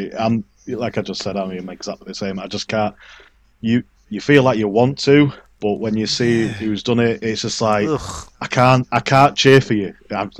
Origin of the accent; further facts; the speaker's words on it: England, United Kingdom; I'm from England